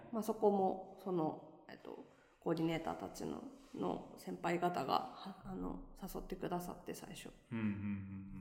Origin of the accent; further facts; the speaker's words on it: Tokyo, Japan; moved away as an adult; now in Nagoya, Japan; 東京の下町出身です。